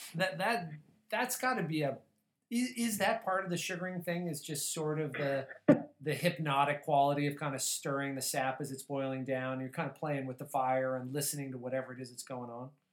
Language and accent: English; Colorado, United States; I grew up in Colorado, and when I was a kid, we had no baseball team.